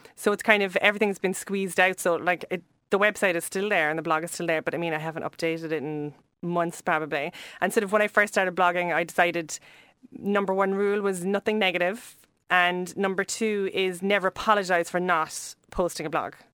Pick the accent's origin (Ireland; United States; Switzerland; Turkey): Ireland; Cobh, Munster; we grew up in Cove, which is really near here